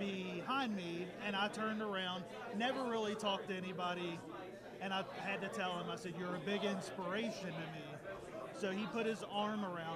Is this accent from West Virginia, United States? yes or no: yes; Charleston, West Virginia, United States; Charleston, West Virginia.